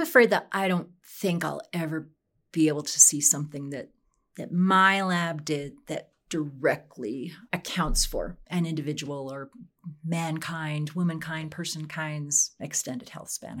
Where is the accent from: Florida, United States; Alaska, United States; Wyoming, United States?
Wyoming, United States; now in Colorado, United States; I grew up in Wyoming